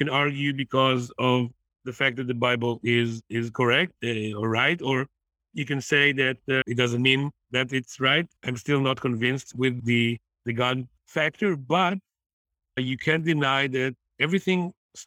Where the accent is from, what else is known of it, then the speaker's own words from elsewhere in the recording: Kfar Saba, Israel; I'm actually from Kasaba.